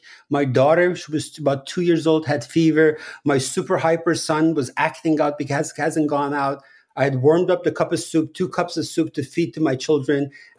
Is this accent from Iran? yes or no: yes; Iran; that was a very standard method of, you know, parenting when I was growing up in Iran